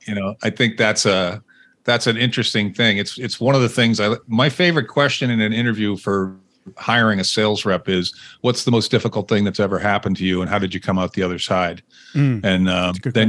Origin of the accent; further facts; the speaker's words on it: Winchester, Massachusetts, United States; I grew up outside of Boston, Massachusetts, in a town called mm-hmm. Winchester